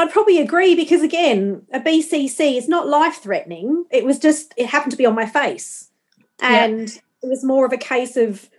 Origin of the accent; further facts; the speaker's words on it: Australia; obviously I'm from Australia, yes, but I'm not tanned.